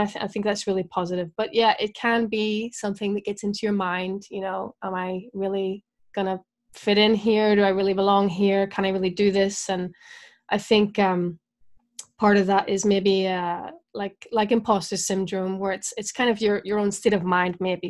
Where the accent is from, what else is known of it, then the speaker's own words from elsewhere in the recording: Belfast, Northern Ireland, United Kingdom; also born or lived in Scotland / Brighton / Dorset / Bristol; I am. I'm from Northern Ireland, yeah. Belfast.